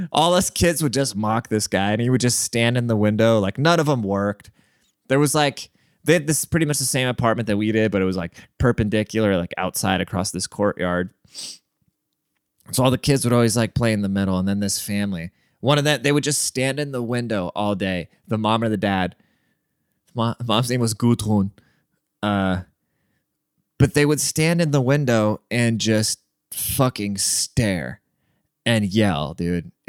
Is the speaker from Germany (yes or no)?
yes; Germany; and then when I grew up in Germany.